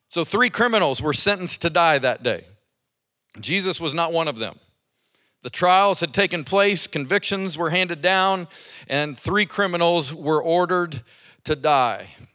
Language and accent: English; Colorado Springs, Colorado, United States; now in Birmingham, United States; I grew up in Colorado Springs at the foot of Pikes Peak.